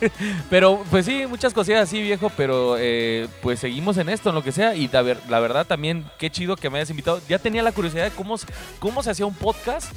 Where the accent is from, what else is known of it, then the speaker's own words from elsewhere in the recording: Mexico; orgulloso de ser mexicano